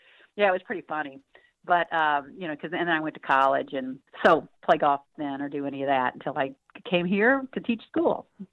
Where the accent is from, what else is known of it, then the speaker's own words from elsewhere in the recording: North Kansas City, Missouri, United States; Yeah, well, I was North Kansas City, and I was, I call it the good old days, you know, just such fond memories